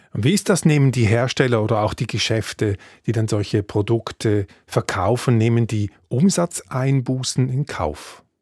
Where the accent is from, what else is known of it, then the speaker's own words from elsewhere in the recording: Switzerland; bei uns in der Schweiz